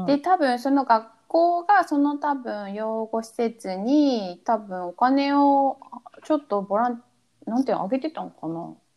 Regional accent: Japan; moved away; 私は日本に生まれて

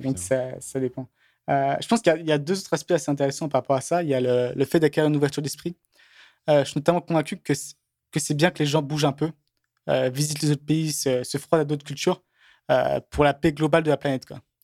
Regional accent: France; moved away; j'ai beaucoup, beaucoup, de chance d'être né en France

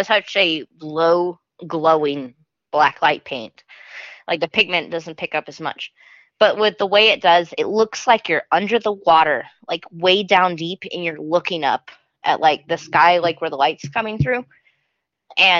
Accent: United States; We're both American.

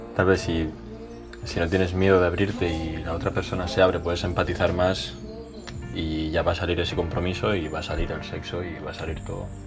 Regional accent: Igualada, Catalonia, Spain; Yo soy de Igualada

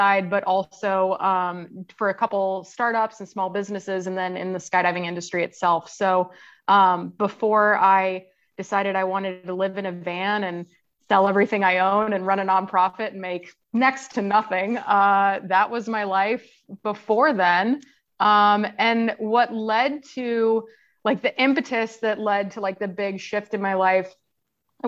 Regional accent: Kansas, United States; moved away; also born or lived in Tampa, Florida; I grew up in Kansas, where there is not a lot of outdoor recreation

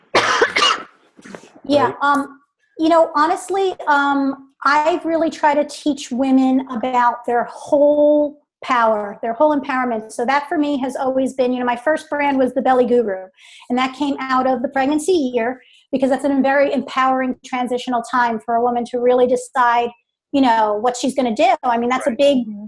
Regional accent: New York City, New York, United States; moved away as an adult; now in Charlotte, United States; born and raised in New York, New York okay. City, downstate area

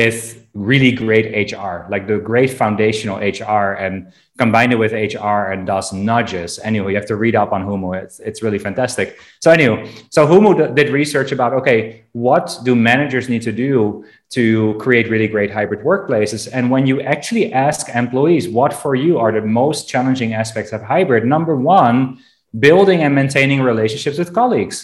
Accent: Amsterdam, North Holland, Netherlands; in Amsterdam, my hometown.

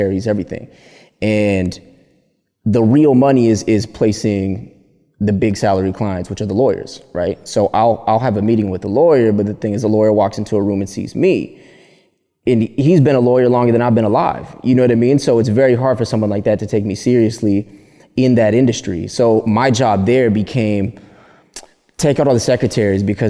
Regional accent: Palmdale, California, United States; moved away as an adult; also born or lived in Burbank, California; now in Los Angeles, United States; I grew up east side of Palmdale. East side of Palmdale, California. I was born in Burbank

